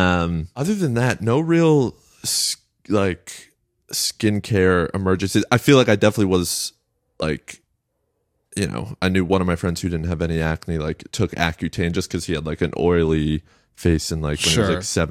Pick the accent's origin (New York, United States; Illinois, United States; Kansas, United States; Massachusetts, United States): New York, United States; Westchester; And I grew up in Westchester